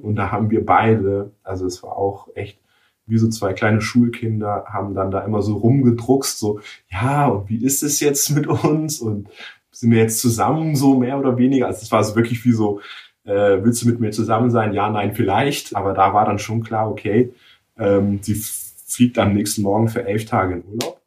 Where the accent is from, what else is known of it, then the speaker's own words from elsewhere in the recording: Nuremberg, Bavaria, Germany; ich bin gebürtiger Nürnberger